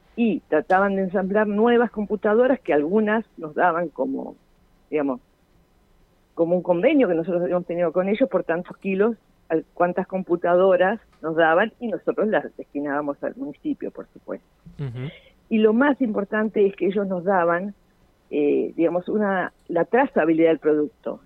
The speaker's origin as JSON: {"language": "Spanish", "country": "Argentina", "said": "como argentinos"}